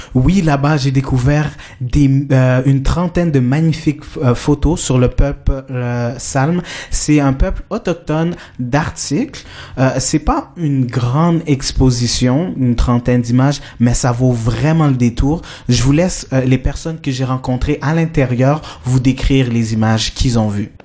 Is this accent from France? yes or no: no; Colombia; moved away; je viens de la Colombie